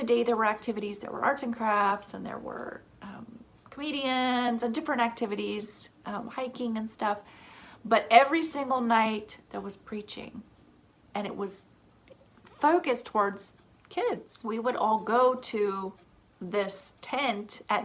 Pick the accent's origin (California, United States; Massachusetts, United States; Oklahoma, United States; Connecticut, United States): Oklahoma, United States; also born or lived in Washington; Growing up in Oklahoma was amazing